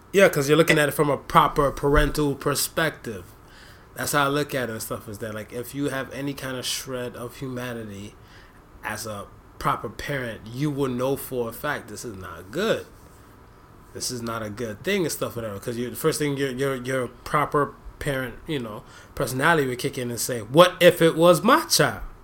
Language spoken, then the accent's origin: English; United States; also born or lived in Jamaica (ancestry); now in Canada; me being that American raised dude